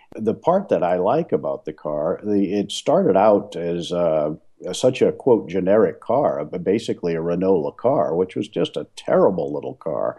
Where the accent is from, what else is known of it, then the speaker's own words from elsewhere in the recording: New Orleans, Louisiana, United States; moved away as an adult; now in Portland, United States; I was born and raised in New Orleans